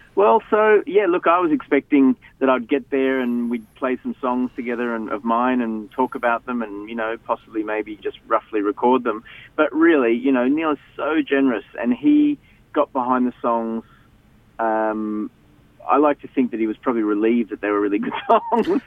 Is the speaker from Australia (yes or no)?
yes; Melbourne, Victoria, Australia; I grew up in Melbourne.